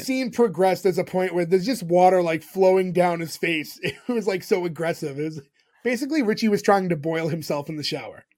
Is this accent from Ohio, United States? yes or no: no; Massachusetts, United States; we grew up in Massachusetts